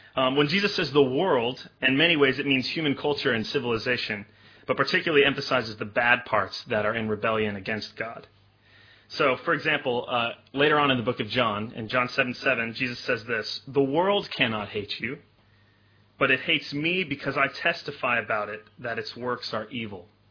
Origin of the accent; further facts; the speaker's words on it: Memphis, Tennessee, United States; moved away; I grew up in Memphis, Tennessee, which is kind of in, in the southern United States